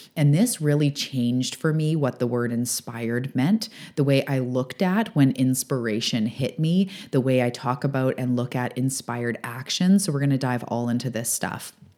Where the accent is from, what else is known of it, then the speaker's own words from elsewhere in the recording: British Columbia, Canada; also born or lived in Vancouver area; now in Vancouver Island, Canada; I'm a Canadian on the west coast of Canada on Vancouver Island